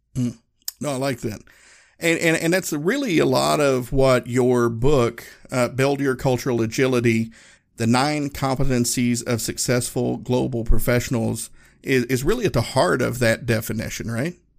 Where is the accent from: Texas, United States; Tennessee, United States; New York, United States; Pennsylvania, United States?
Tennessee, United States; Appalachian Mountains, Northeast; moved away as an adult; I grew up in Northeast Tennessee, uh, Appalachian Mountains, um, and you know, everybody in my hometown looked like me